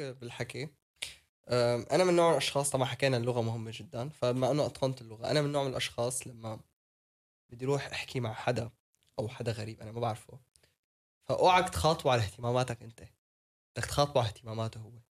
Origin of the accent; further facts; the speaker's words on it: Syria; now in Netherlands; انا سوري